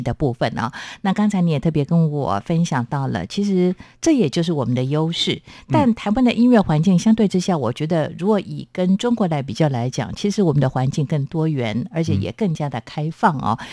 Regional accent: southern Taiwan countryside, Taiwan; 就好像我在南部乡下长大的

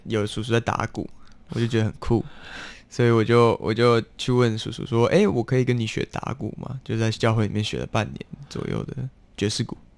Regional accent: Taiwan; first language English; Chinese is a second language; also born or lived in South Africa; 但是南非我有上幼稚园，那幼稚园它就是比较偏活动式的。活动式的就是大家会起来做劳作，然后开始去跳舞啊之类的。 啊哈 可，是，在台湾大家都要坐下的时候，我就比较没有那么 好动 习惯。

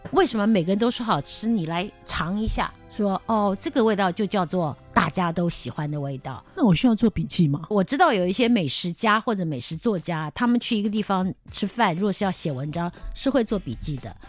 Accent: Taiwan; also born or lived in Rotterdam, Netherlands; 我们台湾人都吃的那个挂包

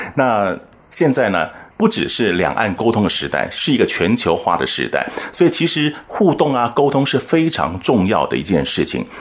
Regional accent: Taiwan; 我们台湾人讲话也是很客客气气的

